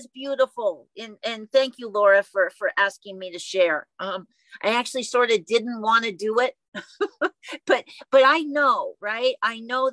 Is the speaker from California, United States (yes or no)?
yes; Oakland, California, United States; I was born and raised in Oakland